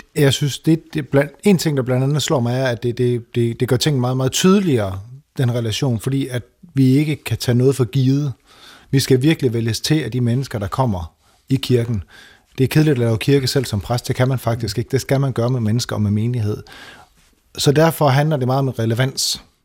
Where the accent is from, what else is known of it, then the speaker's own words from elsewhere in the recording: Denmark; moved away as an adult; now in Toronto, Canada; jeg som dansker